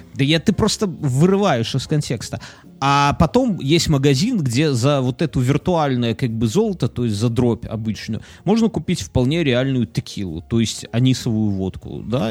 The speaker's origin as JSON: {"language": "Russian", "country": "Belarus", "said": "мы как белорусы, например, как люди, живущие здесь"}